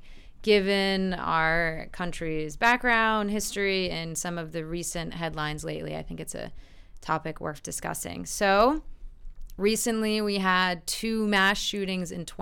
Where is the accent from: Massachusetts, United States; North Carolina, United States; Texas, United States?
Massachusetts, United States; moved away as an adult; now in Chile; a state like Massachusetts, where I'm from.